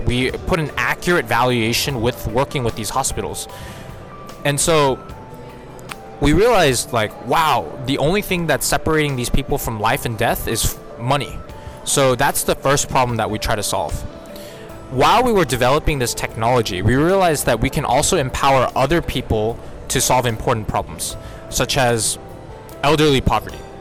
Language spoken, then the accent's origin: English; Houston, Texas, United States; moved away as an adult; also born or lived in Singapore / South Korea; I'm actually an American citizen, grew up with Korean parents. So, I spent 18 years in Houston, Texas